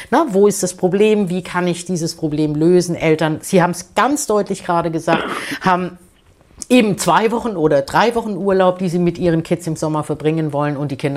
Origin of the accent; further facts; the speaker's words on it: West Germany, Germany; Ich bin auch aus Westdeutschland, westdeutsch sozialisiert ähm, und wir haben halt andere, andere Dinge gehabt.